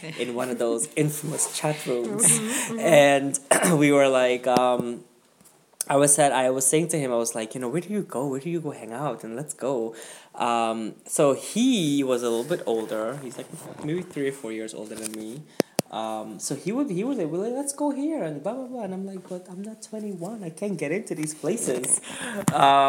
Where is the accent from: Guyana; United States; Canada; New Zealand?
Guyana; moved away; my upbringing in Guyana